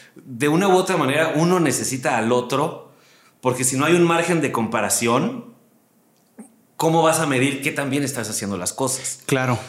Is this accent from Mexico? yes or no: yes; Mexico City, Mexico; moved away as an adult; also born or lived in Aguascalientes / Hermosillo; now in Monterrey, Mexico; yo nací en Aguascalientes, soy hidrocálido. La gente que no sabe, el gentilicio de Aguascalientes es hidrocálido. Y muy chiquito me vine a la Ciudad de México y aquí viví pues, toda mi vida.